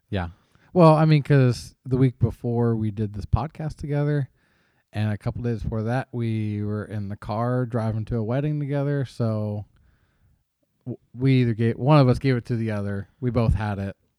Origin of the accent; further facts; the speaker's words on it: Cincinnati, Ohio, United States; I am a Cincinnati Reds fan growing up in the Cincinnati area.